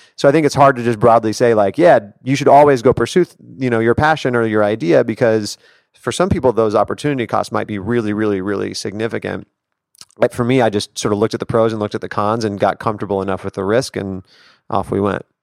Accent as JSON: {"language": "English", "town": "Denver", "region": "Colorado", "country": "United States", "tie": "born or raised there", "moved": "as an adult", "lives_now": "New York City, United States", "said": "I grew up in Denver, Colorado"}